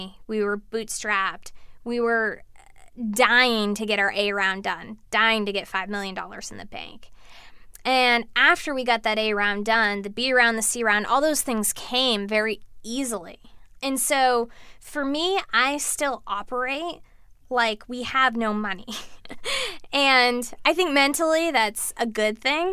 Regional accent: East Coast, United States; moved away as an adult; also born or lived in Boston; now in San Francisco, United States; I was from the East Coast

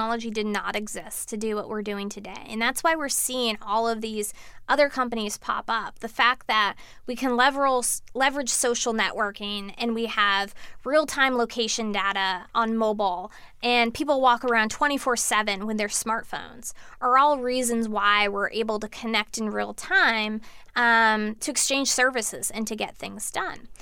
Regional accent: East Coast, United States; moved away as an adult; also born or lived in Boston; now in San Francisco, United States; I was from the East Coast

